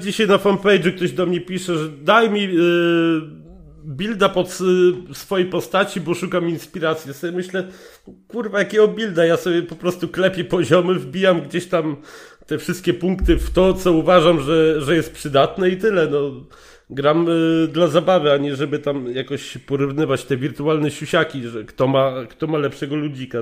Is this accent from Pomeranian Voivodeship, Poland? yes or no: no; Legnica, Lower Silesian Voivodeship, Poland; now in Germany; Jestem z Legnicy